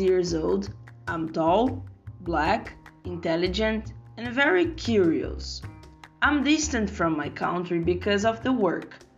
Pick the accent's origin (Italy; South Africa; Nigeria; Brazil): Brazil; moved away as an adult; now in China; I'm from Brazil.